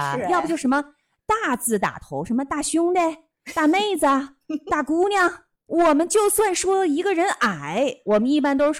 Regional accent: Harbin, Heilongjiang, China; now in Tokyo, Japan; 我的老家登场了哈！

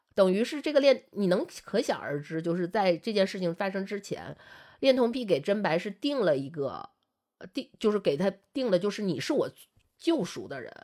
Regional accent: Liaoning, China; moved away; 我老家是辽宁的一个算二级市还三级市的四这么级一个，四，或四级市，呃，市，四级的这么一个城市

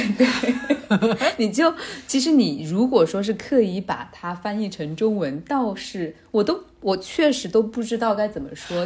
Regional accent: China; 咱们中国人真的应该学学人家这种民族自信

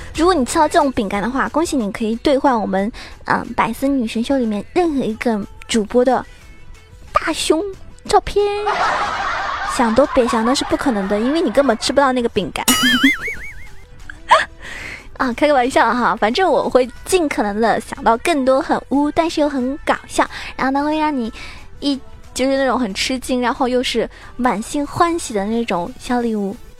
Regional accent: Zhejiang, China; 我回家了，回自己家了哈，我是浙江人，然后今天是我老爸来接我，然后回家了

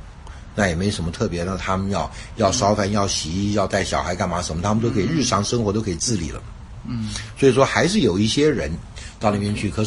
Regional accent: China; 我所知道的一些中医的一些这个概念呢，就是因为我是中国人，嗯，从从小呢就长大的呢

